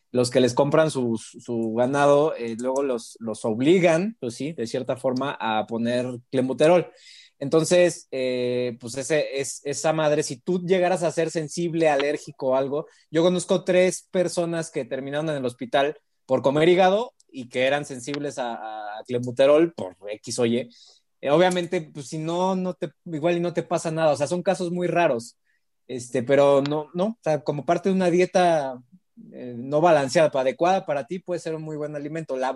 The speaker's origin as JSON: {"language": "Spanish", "region": "Mexico City", "country": "Mexico"}